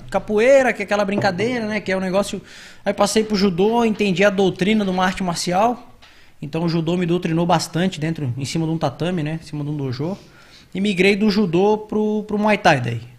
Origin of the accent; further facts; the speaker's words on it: Balneário Camboriú, Santa Catarina, Brazil; also born or lived in Biguaçu, Santa Catarina; nascido e criado aqui. Na verdade, vivi até os 7 anos de idade na cidade de Biguaçu, perto da, da grande Florianópolis. E aí vim para Balneário, mas sou nascido aqui. Né? Família da minha mãe toda é de Balneário.